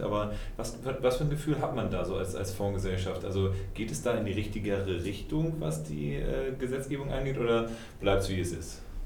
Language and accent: German; Germany; wir weiter als Deutsche